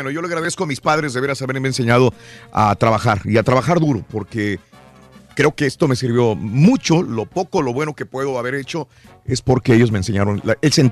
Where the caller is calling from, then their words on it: Austin, Texas, United States; Aquí en Austin, Raúl.